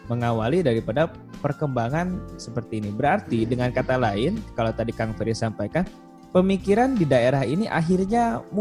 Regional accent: Bandung, West Java, Indonesia; Saya itu asli dari kota Bandung ya, kayaknya dari pusat kota gitu, di daerah Tegalega di Bandung.

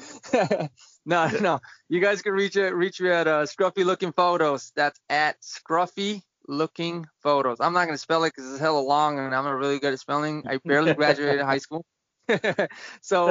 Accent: United States; I'm an American.

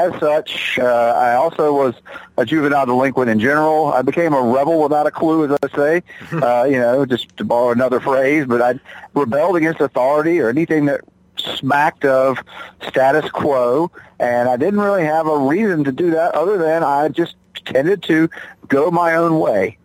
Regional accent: Charlotte, North Carolina, United States; moved away as an adult; now in Johnson City, United States; I hail from Charlotte, North Carolina

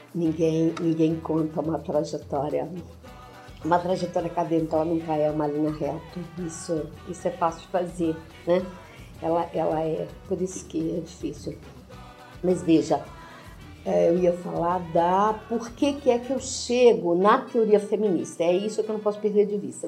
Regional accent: Viçosa, Minas Gerais, Brazil; sou de Viçosa, mas eu nunca tive um pé na roça

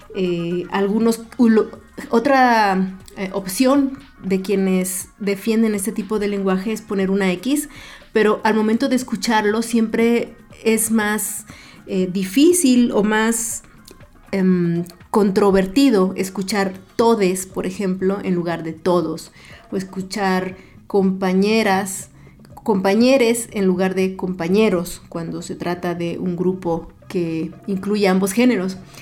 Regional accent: northern Guerrero, Mexico; now in Mexico City, Mexico; Yo soy del norte de Guerrero

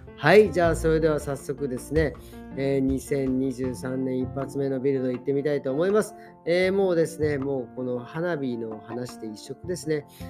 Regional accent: Japan; moved away; 日本の両親と挨拶してで久々にね自分の実家にとスカイプして

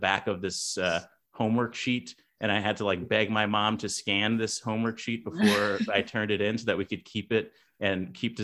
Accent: Los Angeles, California, United States; moved away as an adult; also born or lived in Inland Empire, California / Chicago; I grew up in South Central

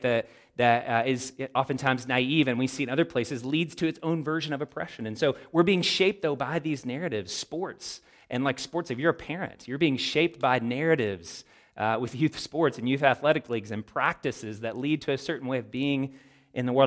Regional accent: United States; as American Christians

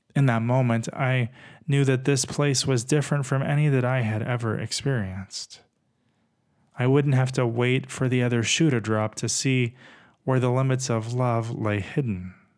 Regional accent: Texas, United States; Growing up in Texas as a gay kid

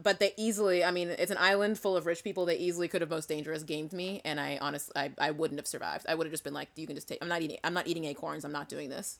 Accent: New Bedford, Massachusetts, United States; I am from Southeastern Mass, cl-, a beautiful historic New Bedford, Massachusetts. Um, and there's a fast ferry from my hometown to Martha's Vineyard

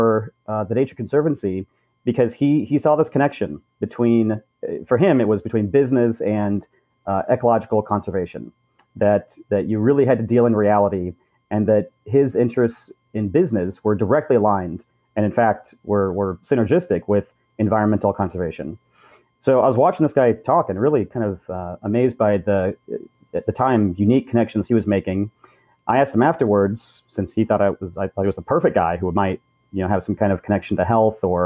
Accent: Southern California, United States; grew up in Southern California where I am at the moment

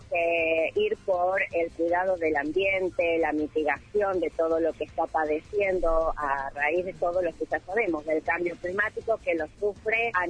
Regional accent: Santa Rosa, La Pampa, Argentina; yo soy del barrio de Villa nacida, crecida, vivo actualmente ahí

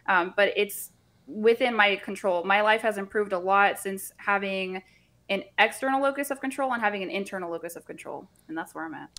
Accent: Central Florida, United States; I grew up in Central Florida

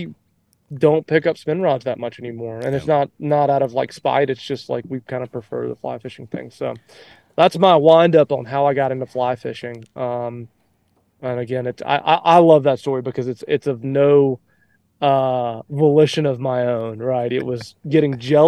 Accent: Alabama, United States; also born or lived in Mississippi; I was born in Mississippi, grew up in Alabama

